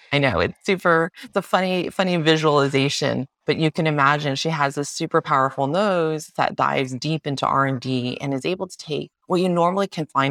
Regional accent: United States; So we both grew up drinking milk tea. Both Pauline's Chinese American, I'm Taiwanese American, and boba tea milk tea is from Taiwan.

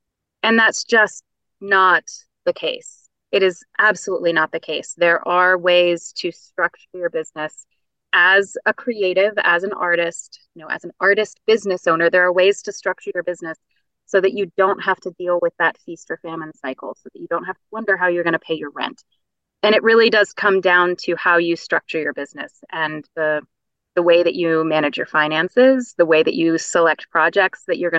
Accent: West Virginia, United States; accent: Appalachian; I grew up in West Virginia and had a bit of an Appalachian accent as I was growing up.

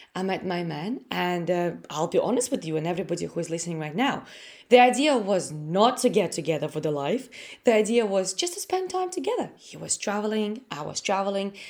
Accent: Latvia; English is a second language; moved away as an adult; now in United Kingdom; I came from Latvia. I, I'm Russian. uh, who was born in Latvia.

